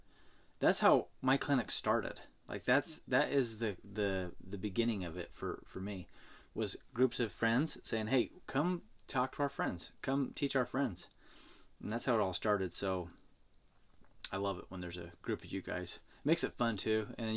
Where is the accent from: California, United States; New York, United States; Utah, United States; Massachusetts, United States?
Utah, United States; moved away; I'm from Utah.